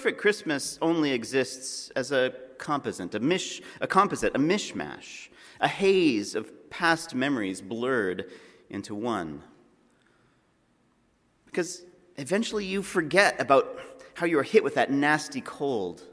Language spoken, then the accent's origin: English; Alberta, Canada; I'm from Alberta